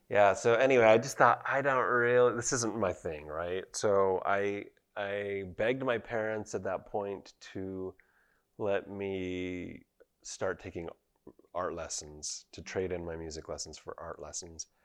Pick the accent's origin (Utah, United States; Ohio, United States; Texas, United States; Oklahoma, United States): Utah, United States; Provo; I grew up in Provo, Utah, just about a block away from the Harris Fine Arts Center